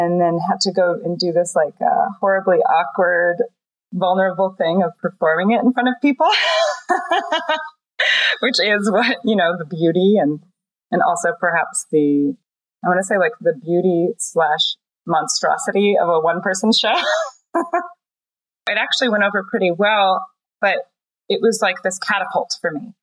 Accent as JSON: {"language": "English", "region": "East Coast", "country": "United States", "tie": "born or raised there", "said": "as a young teenager growing up on the East Coast"}